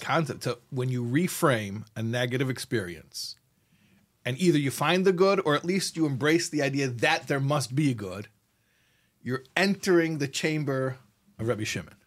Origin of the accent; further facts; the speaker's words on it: United States; first language English; I grew up in America, I'm an American boy.